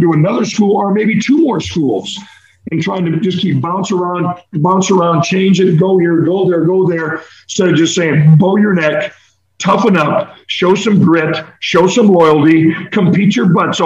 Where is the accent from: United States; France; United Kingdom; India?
United States; Iowa City, Iowa; moved away as an adult; now in Sarasota, United States; I grew up in Iowa City